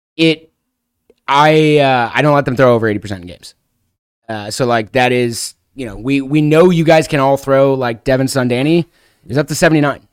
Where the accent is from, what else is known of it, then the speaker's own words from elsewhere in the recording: Chicago, Illinois, United States; moved away; I'm originally from Chicago, so I was living in the Chicago area